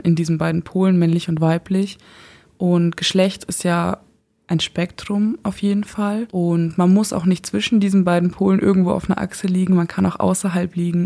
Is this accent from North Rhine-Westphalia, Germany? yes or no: no; Eichstätt, Bavaria, Germany; moved away as an adult; now in Regensburg, Germany; Ursprünglich komme ich aus Eichstätt